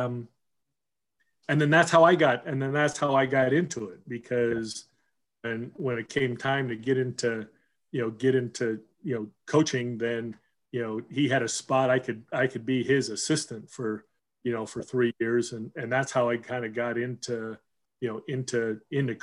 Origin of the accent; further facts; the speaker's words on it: Southern California, United States; also born or lived in Seattle, Washington; we moved from Seattle to Southern California